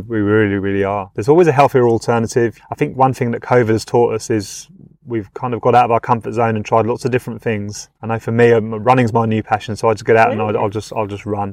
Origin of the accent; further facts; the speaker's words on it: United Kingdom; now in Australia; being from the UK, as you can probably tell by my accent